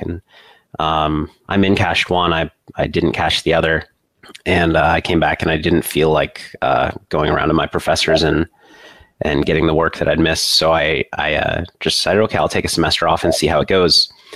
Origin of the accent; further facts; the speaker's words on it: Maryland, United States; moved away as an adult; also born or lived in Madison, Wisconsin; I grew up in Maryland